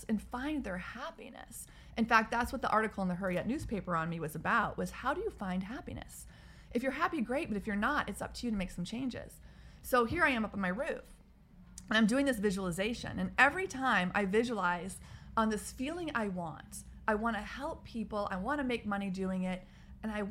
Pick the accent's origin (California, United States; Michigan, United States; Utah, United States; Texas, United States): Texas, United States; also born or lived in Midwest; now in Washington, D.C., United States; my life growing up in Texas in the Midwest and living in an urban situation in DC